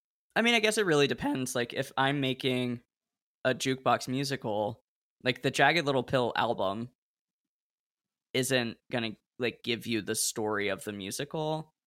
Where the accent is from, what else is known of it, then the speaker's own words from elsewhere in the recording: West Coast, United States; I grew up on the West Coast and didn't have access to Broadway.